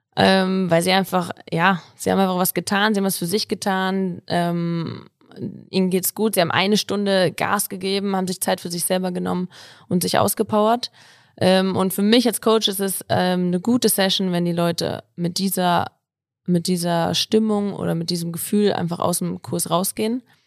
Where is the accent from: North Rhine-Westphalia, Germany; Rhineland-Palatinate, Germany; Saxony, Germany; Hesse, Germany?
Hesse, Germany; Kassel; moved away as an adult; now in Innsbruck, Austria; komme eigentlich ursprünglich aus Kassel